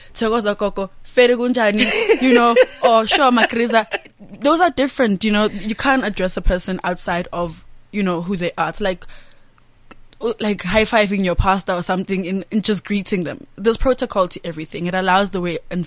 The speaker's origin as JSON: {"language": "English", "area": "East Rand", "region": "Gauteng", "country": "South Africa", "tie": "born or raised there", "also_born_or_lived": "Sandton", "said": "I was born this side and soon after my parents moved to the East Rand."}